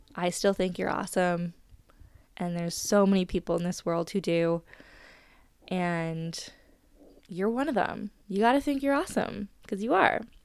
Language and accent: English; Canada